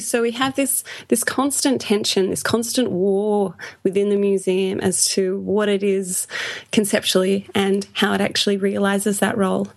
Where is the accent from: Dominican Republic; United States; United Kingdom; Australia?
Australia; accent: Australian; I am from Australia